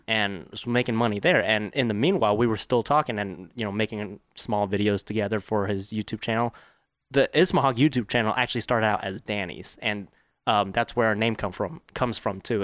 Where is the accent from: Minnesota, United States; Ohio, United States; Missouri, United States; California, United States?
California, United States; Fountain Valley; I was born in Fountain Valley, California, which is, like, ten minutes from Garden Grove